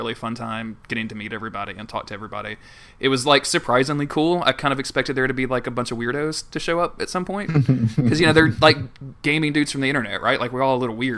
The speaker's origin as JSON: {"language": "English", "region": "the South", "country": "United States", "said": "I'm a dude from the South."}